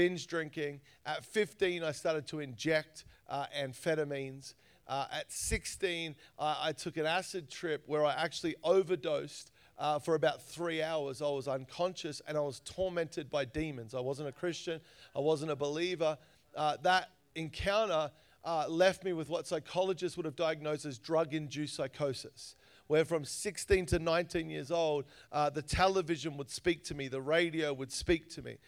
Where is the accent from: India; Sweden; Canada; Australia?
Australia; I grew up in Australia. You probably realize I sound a little different